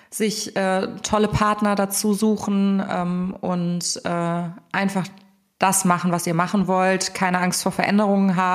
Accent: Cologne, North Rhine-Westphalia, Germany; Also ich bin ja Kölnerin, von daher war für mich klar, dass ich in der Region bleibe und äh, auch nicht aus Köln rausgehe.

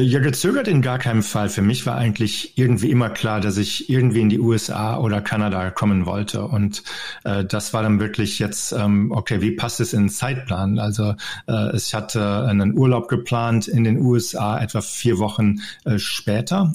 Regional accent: North Rhine-Westphalia, Germany; moved away as an adult; also born or lived in Denver, Colorado; now in United States; Ich bin ja am Niederrhein aufgewachsen

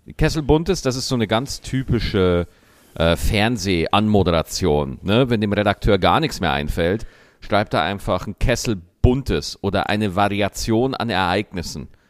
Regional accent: Lower Bavaria, Germany; bei uns in Niederbayern

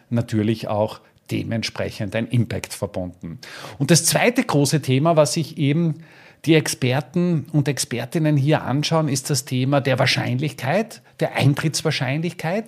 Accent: Styria, Austria; hier bei uns in der Steiermark

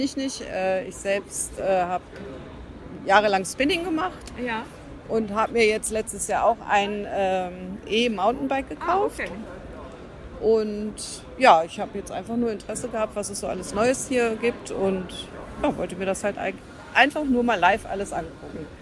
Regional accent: near Fulda, Hesse, Germany; ich komme aus der Nähe von Fulda

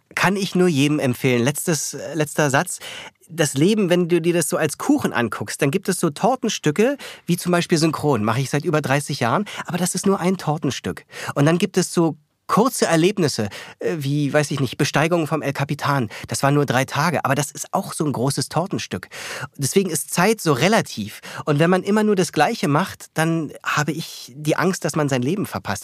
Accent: Berlin, Germany; moved away as an adult; also born or lived in New York / Munich / Paris; Ich bin Berliner, ich fühle mich hier wohl.

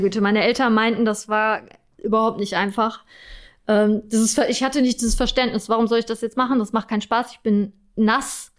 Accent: Germany; bei uns in Deutschland

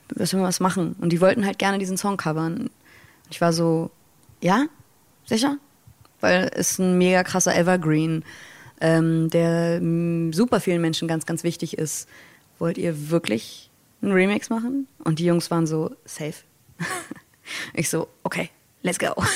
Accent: Hamburg, Germany; Ich als Nordlicht, als äh, Hamburger Dern

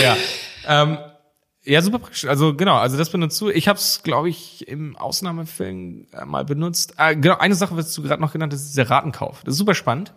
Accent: Germany; bei uns in Deutschland

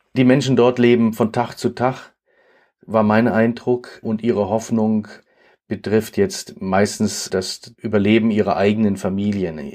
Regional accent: Germany; als Deutsche

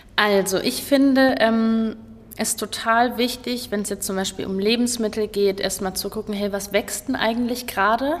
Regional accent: Kassel, Hesse, Germany; Ich komme hier aus Kassel, ich bin auch tatsächlich immer hier geblieben

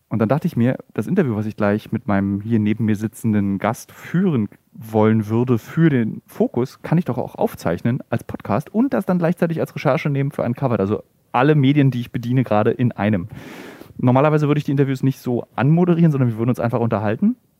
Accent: East Germany, Germany; now in Berlin, Germany; Ich wurde im Übrigen aufgezogen noch mit die Nacktheit einer Frau, also ich komme aus dem Osten

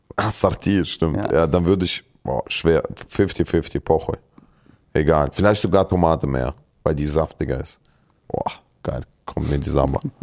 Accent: Kyrgyzstan; moved away; bei uns in Kirgisistan

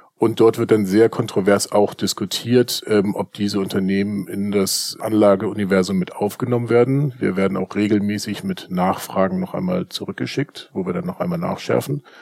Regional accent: Hamburg, Germany; bei uns in Hamburg

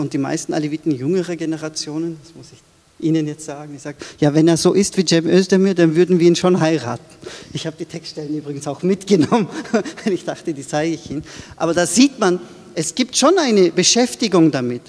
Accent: Austria; also born or lived in Turkey; dann bin ich in Österreich aufgewachsen

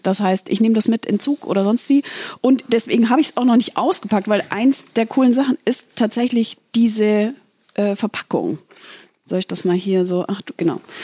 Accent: Southern Germany, Germany; moved away; ich komme aus dem Süden, das heißt, ich muss oft sieben Stunden äh, ins Allgäu fahren

